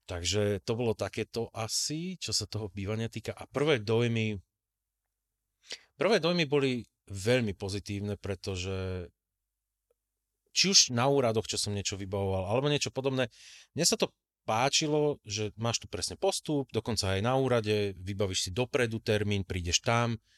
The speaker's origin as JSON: {"language": "Slovak", "country": "Slovakia", "moved": "as an adult", "lives_now": "Germany", "said": "popravde ja ako Slovák"}